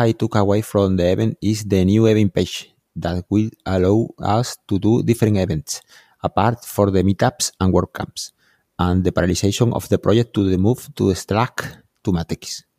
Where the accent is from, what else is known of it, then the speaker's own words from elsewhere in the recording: Seville, Andalusia, Spain; I am from Seville, Spain.